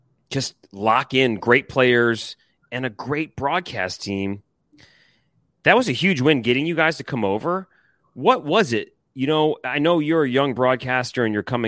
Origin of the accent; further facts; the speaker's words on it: Detroit, Michigan, United States; I'm from Detroit